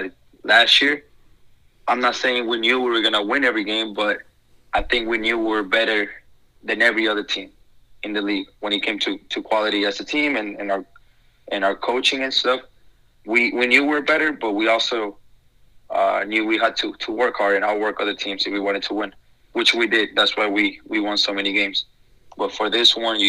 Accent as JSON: {"language": "English", "town": "San Antonio", "region": "Texas", "country": "United States", "said": "I'm from San Antonio"}